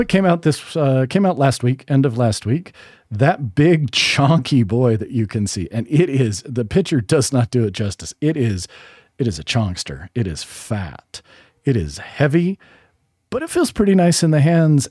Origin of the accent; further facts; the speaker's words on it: Utah, United States; moved away; also born or lived in Boston, Massachusetts; I'm from Utah, but I feel like Boston is my hometown, like big city, way more than I identify with Salt Lake after living out in New England